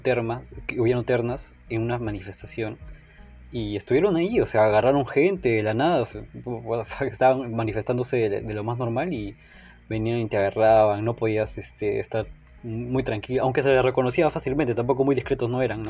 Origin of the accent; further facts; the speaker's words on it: Peru; en mi país